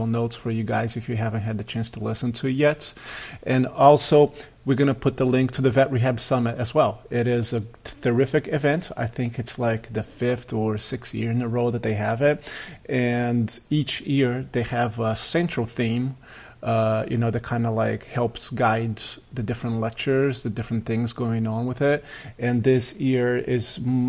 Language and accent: English; Brazil; moved away; I played soccer at a very high level growing up in Brazil